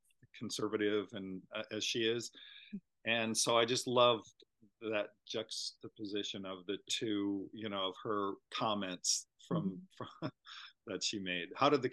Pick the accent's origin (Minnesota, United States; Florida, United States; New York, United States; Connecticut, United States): Minnesota, United States; moved away; I grew up in Minnesota